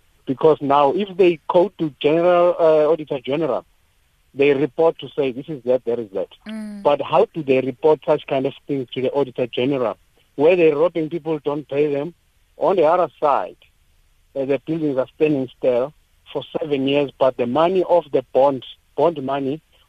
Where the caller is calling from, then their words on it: Soweto, Gauteng, South Africa; I'm calling from Protea Glen Extension 11.